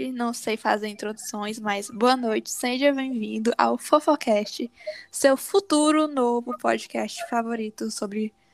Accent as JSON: {"language": "Portuguese", "region": "Northeast Region", "country": "Brazil", "said": "porque nós todos somos nordestinas quem somos?"}